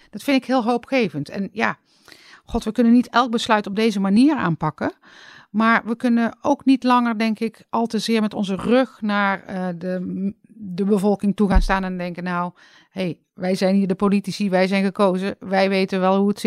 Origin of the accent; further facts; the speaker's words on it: North Brabant, Netherlands; Uit Brabant nou, verder niks bijzonders.